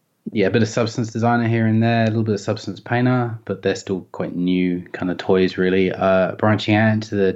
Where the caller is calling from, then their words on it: Melbourne, Victoria, Australia; Just in North Melbourne at the moment.